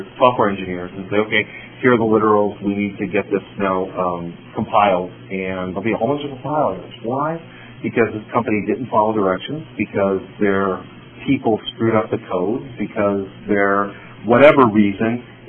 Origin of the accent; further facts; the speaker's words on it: Chicago, Illinois, United States; I was born here in Chicago